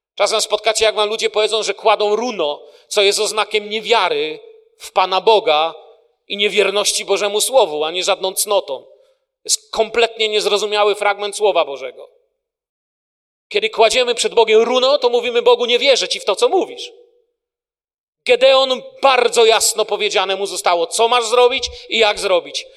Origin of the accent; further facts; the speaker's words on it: Poland; moved away; Ja jestem tym pokoleniem z Polski, które przeżyło kryzys w Polsce